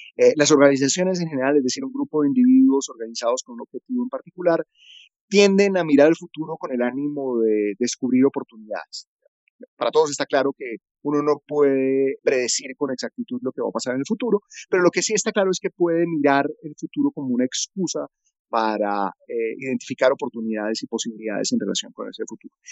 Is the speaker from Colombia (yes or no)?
yes; Colombia; moved away as an adult; also born or lived in Netherlands; yo soy diseñador, soy colombiano y estoy en este momento viviendo en Colombia